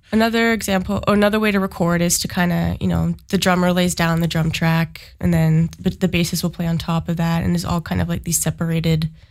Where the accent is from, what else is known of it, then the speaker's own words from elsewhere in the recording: Sudbury, Ontario, Canada; now in Ottawa, Canada; I have lived in Ottawa for about 10 years, but I'm actually from Sudbury.